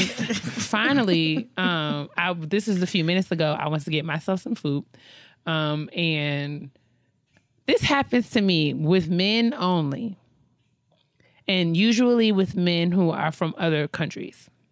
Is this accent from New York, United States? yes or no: yes; New York, United States; New York.